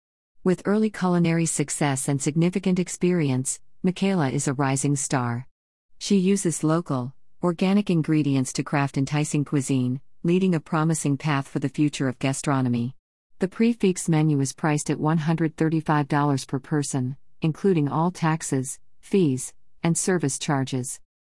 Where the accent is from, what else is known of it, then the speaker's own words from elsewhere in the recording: Switzerland; now in San Francisco, United States; The celebration is personally meaningful to me as I hail from Switzerland